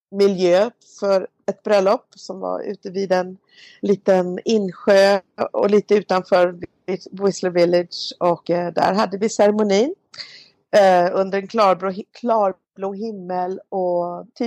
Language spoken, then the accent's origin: Swedish; Malmö, Skåne, Sweden; Och min mamma började bli äldre hemma i Malmö